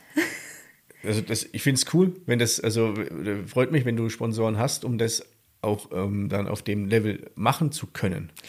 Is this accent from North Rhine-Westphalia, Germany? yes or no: no; South Thuringia, Germany; in Südthüringen, da wo ich herkomme